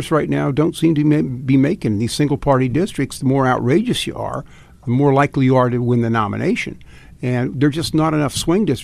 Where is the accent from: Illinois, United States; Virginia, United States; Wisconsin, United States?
Virginia, United States; I'm from Fairfax County, where Trump got 32 percent of the vote.